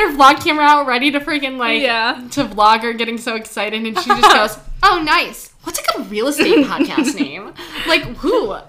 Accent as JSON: {"language": "English", "town": "Troy", "region": "Michigan", "country": "United States", "tie": "born or raised there", "said": "We grew up right in Troy."}